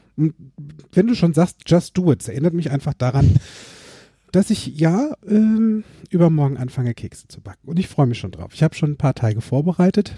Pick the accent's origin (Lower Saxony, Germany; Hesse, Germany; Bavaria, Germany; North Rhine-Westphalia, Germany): Hesse, Germany; Limburg an der Lahn; Tanzzentrum Josateur in Limburg, wo ich groß geworden bin